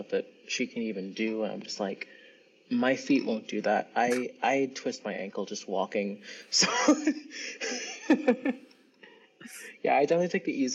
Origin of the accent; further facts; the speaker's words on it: New York City, New York, United States; accent: New Yorkese; So I'm from Brooklyn. I'm from New York. So actually, in New Yorkese